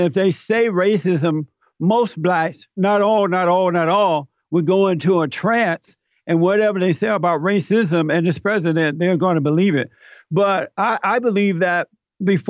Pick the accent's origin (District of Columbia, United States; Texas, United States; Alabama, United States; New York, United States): Alabama, United States; I grew up in Alabama. I grew up under the Jim Crow laws. I grew up on a plantation